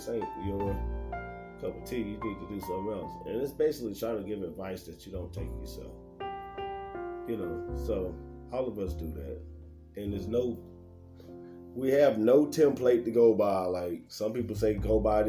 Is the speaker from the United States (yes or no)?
yes; United States